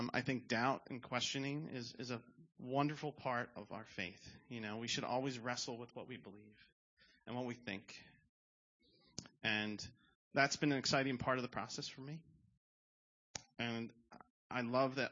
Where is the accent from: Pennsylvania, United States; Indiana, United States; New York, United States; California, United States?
Pennsylvania, United States; Levittown; I grew up in Levittown